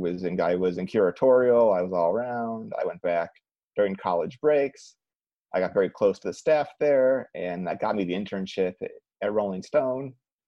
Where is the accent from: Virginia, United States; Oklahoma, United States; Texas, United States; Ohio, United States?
Ohio, United States; Cleveland; moved away; I'm from Cleveland